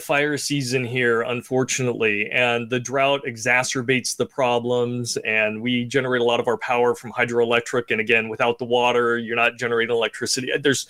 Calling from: California, United States; From sunny California. It's nice and warm out here.

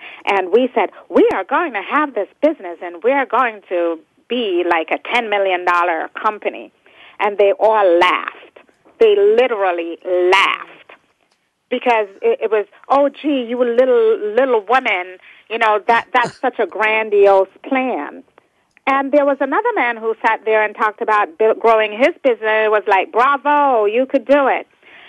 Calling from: New York City, New York, United States; I'm also calling from home, working from home today in Brooklyn, New York.

